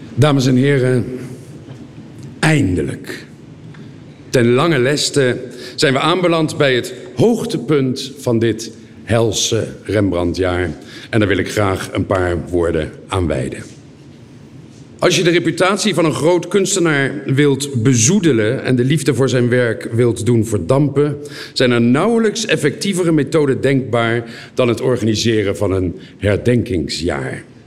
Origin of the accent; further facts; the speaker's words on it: Leiden, South Holland, Netherlands; moved away as an adult; now in Genoa, Italy; Ik kom ook uit Leiden en woon nu tien jaar in Genua.